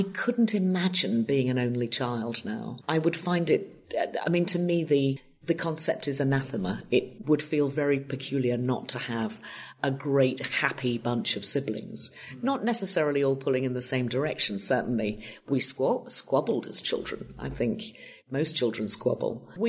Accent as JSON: {"language": "English", "town": "Lancaster", "region": "North West England", "country": "United Kingdom", "tie": "born or raised there", "moved": "as an adult", "lives_now": "Los Angeles, United States", "said": "I was born in Lancaster, in Lancashire, in the northwest of Great Britain. Beautiful part of the world. I'm the fifth of six children, and uh, my parents were both in public service."}